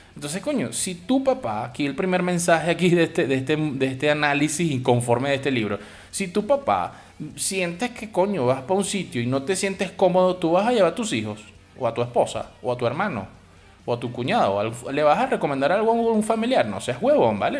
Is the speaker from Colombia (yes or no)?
no; Venezuela; mi país